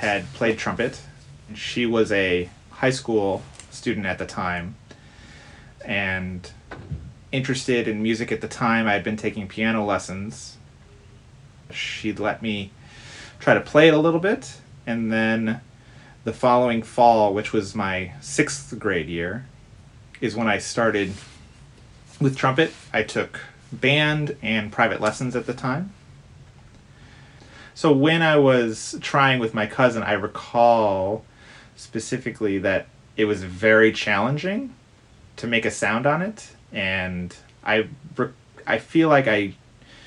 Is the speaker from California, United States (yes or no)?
no; Detroit, Michigan, United States; I grew up in the Detroit area of Michigan